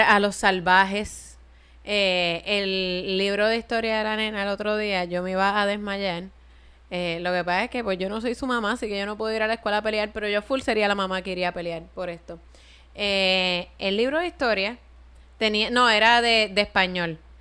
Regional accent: Puerto Rico; tener que ordenar en inglés en mi fucking país

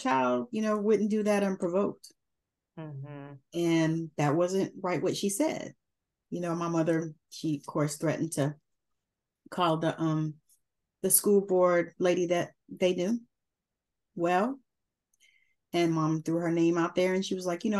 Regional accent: Georgia, United States; moved away; I'm from Georgia originally. And I grew up in busing

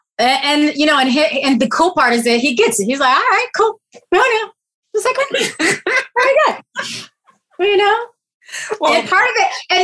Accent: the South, United States; I grew up in the Baptist church in the South.

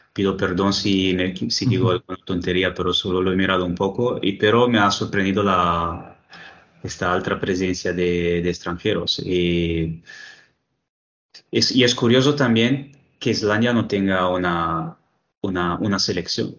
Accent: Italy; Spanish is a second language; en mi país

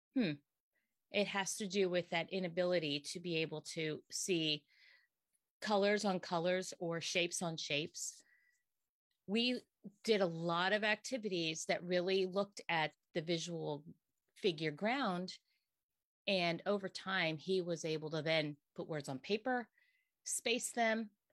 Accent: Bern Township, Pennsylvania, United States; also born or lived in Hamburg, Pennsylvania; born and bred here

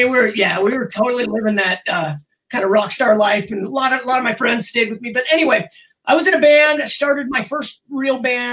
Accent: the Bay Area, California, United States; moved away as an adult; also born or lived in Southern Oregon; now in Colorado, United States; I was going to college in Southern Oregon, and I was originally from the Bay Area.

